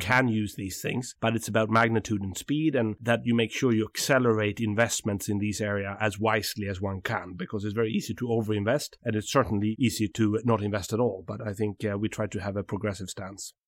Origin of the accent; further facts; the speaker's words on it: south of Sweden, Sweden; from the south of Sweden